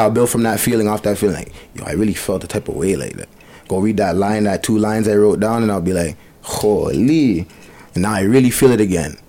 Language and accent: English; Bowmanville, Ontario, Canada; born or raised there; also born or lived in Etobicoke / Malton